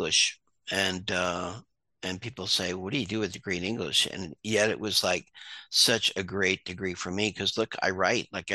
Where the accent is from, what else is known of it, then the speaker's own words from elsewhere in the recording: Hudson Valley, New York, United States; moved away; also born or lived in Long Island, New York / Maine; I'm originally from the Hudson Valley, and born on Long Island, moved upstate